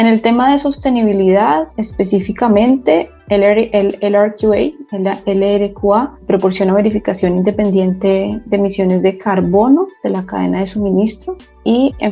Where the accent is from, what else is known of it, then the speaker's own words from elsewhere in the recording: Bogotá, Colombia; moved away as an adult; now in Dubai, United Arab Emirates; Yo soy colombiana, yo soy nacida en Bogotá, eh, graduada de Ingeniería Industrial en una universidad en Colombia.